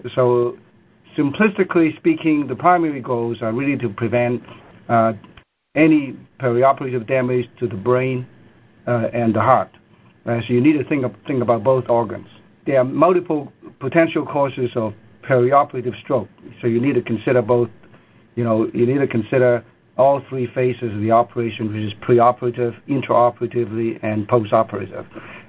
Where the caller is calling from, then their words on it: Seattle, Washington, United States; Yeah, it's … calling from Seattle.